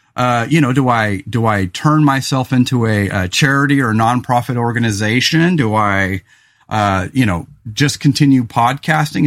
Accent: California, United States; also born or lived in Willamette Valley, Oregon; now in Oregon, United States; growing up in California

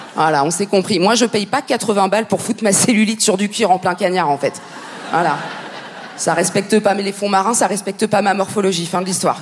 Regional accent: Paris, Île-de-France, France; je suis, française, tout simplement. Et, moi, je suis française ascendant parisienne

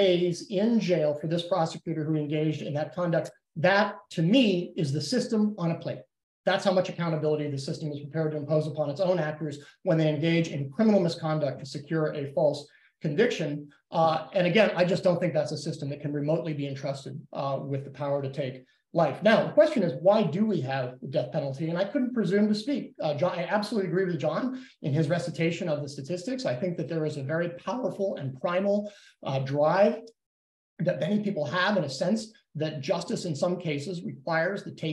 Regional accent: Texas, United States; my home state of Texas

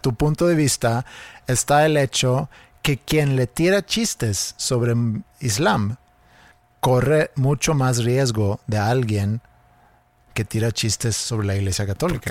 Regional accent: Sweden; siendo sueco

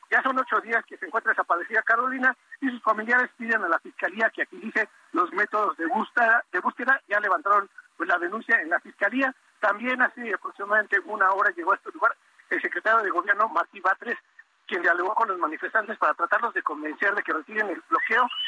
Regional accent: Tampico, Tamaulipas, Mexico; Nosotros somos foráneos de Tampico, se nos dio la oportunidad allá en Tampico

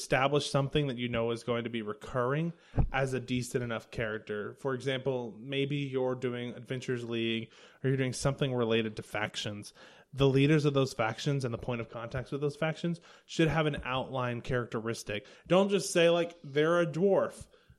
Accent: the South, United States; I'm from the South.

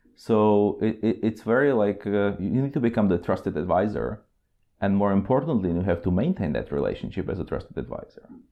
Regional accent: Czechia; moved away as an adult; also born or lived in Oslo, Norway / Prague, Czech Republic; now in Norway; I'm originally from Czech Republic

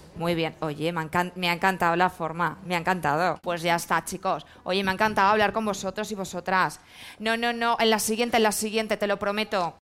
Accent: Valencian Community, Spain; yo soy valenciana

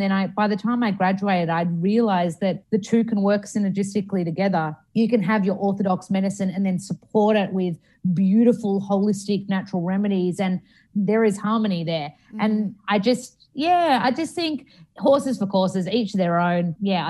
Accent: Australia; And I love Australia and I love being Australian

